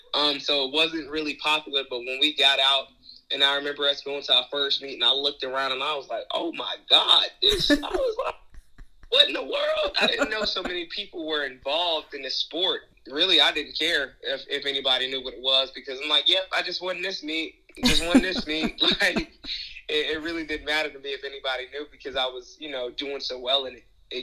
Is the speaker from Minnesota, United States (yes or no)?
no; Charleston, South Carolina, United States; Growing up was tough. I grew up on Eastside Projects until I was like 7. Then I moved over to West Ashley, still, you know, not really a super great area.